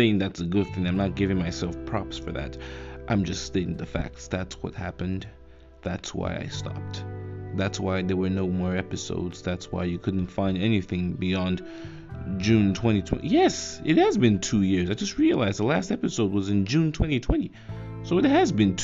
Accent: Nigeria; I live in Nigeria. I'm a Nigerian.

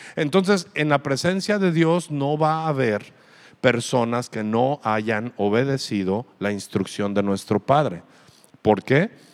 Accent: Aguascalientes, Mexico; now in Ensenada, Mexico; yo de donde soy, mi ciudad la veo preciosa. Aguascalientes es una ciudad preciosa

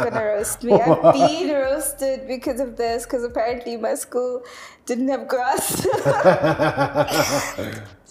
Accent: Johannesburg, Gauteng, South Africa; also born or lived in Free State / Cape Town; I grew up in Joburg most of my life and then we kind of just moved around a lot.

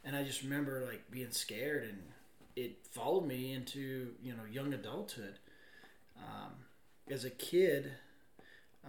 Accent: Arizona, United States; I grew up in Arizona.

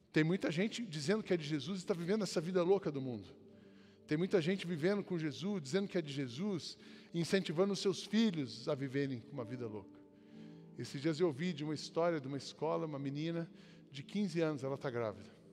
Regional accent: Brazil; a gente, como brasileiro

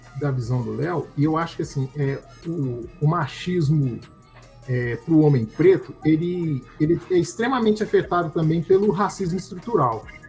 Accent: Belo Horizonte, Minas Gerais, Brazil; Nós crescemos juntos no Cabana

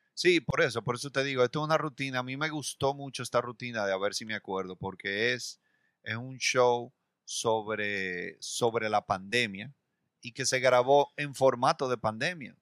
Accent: Dominican Republic; nosotros, eh, como dominicanos

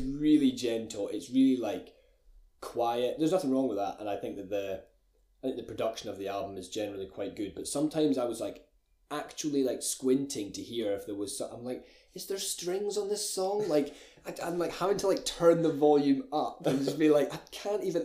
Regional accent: Glencoe, Scotland, United Kingdom; I'm from Glencoe. I'm from a little Scottish village.

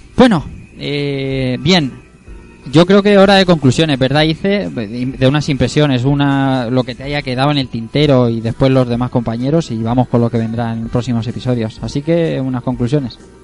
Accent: Elche, Valencian Community, Spain; todos los que vemos aquí somos de Elche, los cuatro

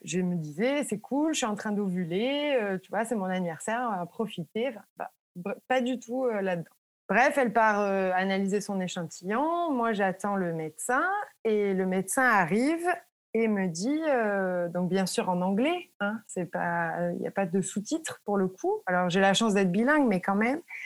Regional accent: France; moved away as an adult; now in United States; en tant que Français

